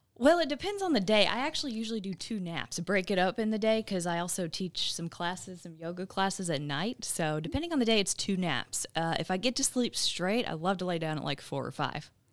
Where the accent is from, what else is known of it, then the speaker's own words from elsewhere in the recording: Midlothian, Texas, United States; moved away as an adult; also born or lived in Arizona / Missouri / El Paso, Texas; now in Southeast Texas, United States; I'm originally from the Dallas area. I grew up in Midlothian, Texas.